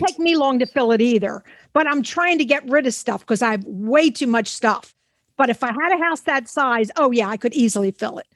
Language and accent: English; Philadelphia, Pennsylvania, United States; growing up in Mount Airy, Philadelphia